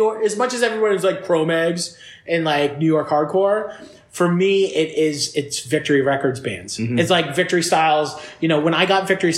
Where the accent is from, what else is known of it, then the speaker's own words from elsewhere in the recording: Fort Erie, Ontario, Canada; I grew up in Fort Erie. I moved to Fort Erie, Ontario